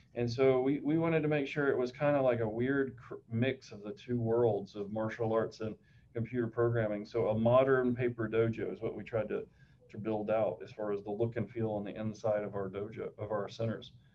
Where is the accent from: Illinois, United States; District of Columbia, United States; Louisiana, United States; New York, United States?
Louisiana, United States; Shreveport; my hometown of Shreveport, Louisiana